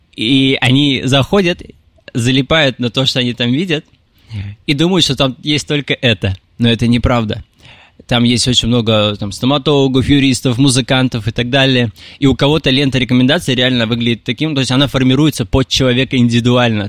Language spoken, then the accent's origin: Russian; Tolyatti, Samara Oblast, Russia; moved away as an adult; also born or lived in Ust-Ilimsk, Irkutsk Oblast, Russia; now in Moscow, Russia; Я родился в Усть-Илимске, в Сибири. Это... Там холодно. Э, далее, где-то в 5 лет мы переехали в город Тольятти